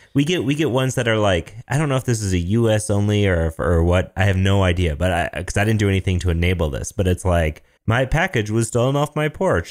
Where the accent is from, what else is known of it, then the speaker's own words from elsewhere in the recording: Michigan, United States; I'm from Michigan. I'm from Michigan